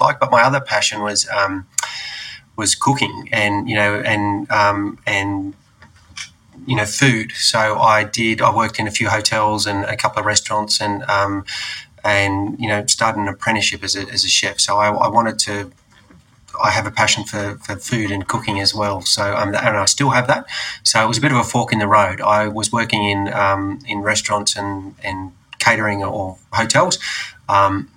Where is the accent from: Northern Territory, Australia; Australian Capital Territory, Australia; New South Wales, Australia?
Australian Capital Territory, Australia; Canberra; also born or lived in Bungaree, Victoria; I was born in Canberra, but most of my family is in and around that area